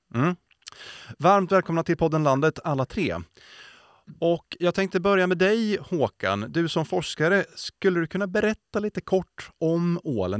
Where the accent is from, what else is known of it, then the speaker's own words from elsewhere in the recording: Sweden; vi svenskar har ätit ål